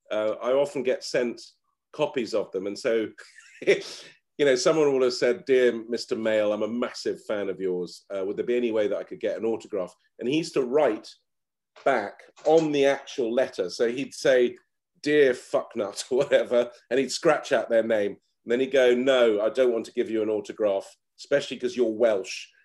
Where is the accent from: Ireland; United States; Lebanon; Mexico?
Lebanon; and really, my heroes when I was a kid, job wise, like growing up in Lebanon, were like foreign correspondents.